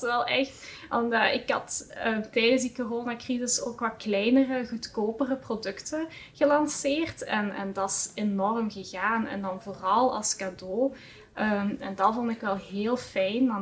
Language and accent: Dutch; Heusden-Zolder, Flanders, Belgium; afkomstig van uh, Huszolder